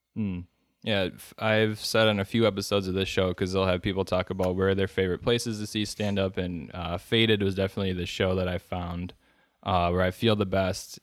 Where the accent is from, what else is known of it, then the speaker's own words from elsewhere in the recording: Wisconsin, United States; I'm from Wisconsin